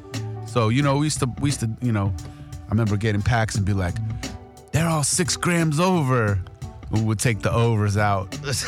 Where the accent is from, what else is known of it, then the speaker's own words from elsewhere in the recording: East Coast, United States; I grew up on the East Coast.